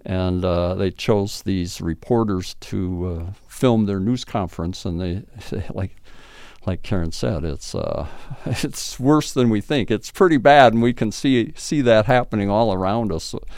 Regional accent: Blue Earth, Minnesota, United States; now in St. Peter, United States; I grew up in Mino-, Minnesota, Blue Earth, Minnesota

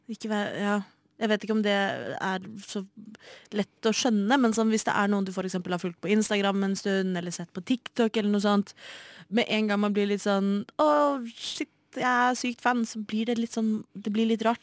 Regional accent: Oslo, Norway; født og oppvokst i Oslo

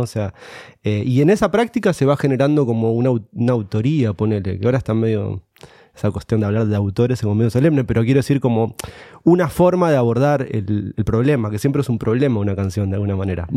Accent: Morón, Buenos Aires Province, Argentina; yo soy de Morón, de, de, la provincia de acá de Buenos Aires, cerquita.

